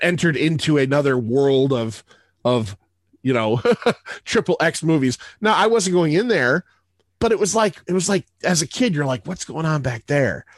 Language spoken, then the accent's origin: English; Middletown, Connecticut, United States; I grew up in Middletown, Connecticut.